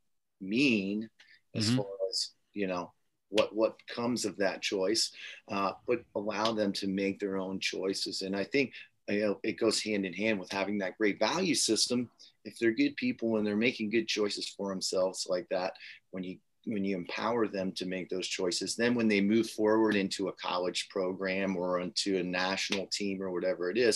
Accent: Harrisburg, Pennsylvania, United States; now in Warrenton, United States; I'm from Harrisburg, Pennsylvania

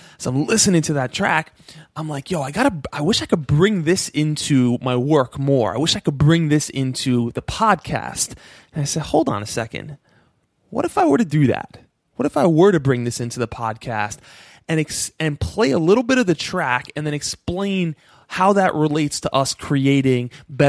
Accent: East Coast, United States; Like, although I'm from the East Coast and …'s from the West Coast, there was still something there.

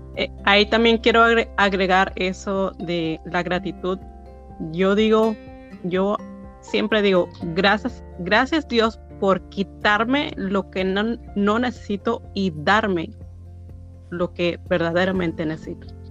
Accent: Mexico; now in United States; soy mexicana

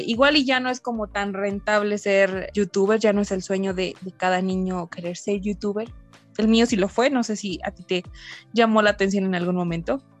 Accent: Mexico; en México, que siento que somos como los, los pioneros

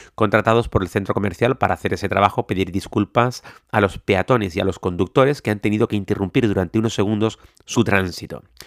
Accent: Canary Islands, Spain; yo soy de Canarias, en Canarias no tenemos ríos

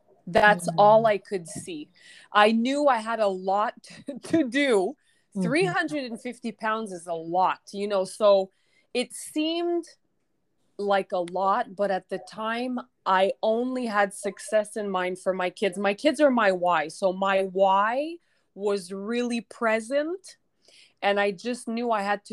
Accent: Quebec, Canada; moved away as an adult; now in Mexico; I'm originally from Quebec, Canada

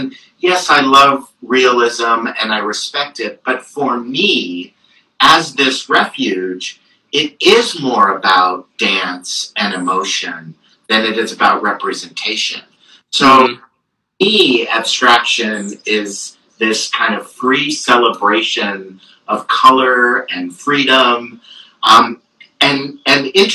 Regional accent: Marin County, California, United States; We were living in Marin County

